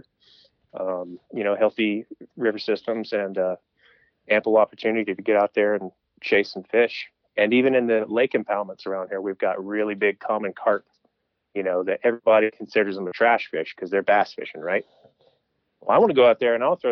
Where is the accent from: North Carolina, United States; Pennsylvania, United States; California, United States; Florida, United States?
North Carolina, United States; Brevard; I'm from Western North Carolina, the Asheville area. I grew up in a small town called Brevard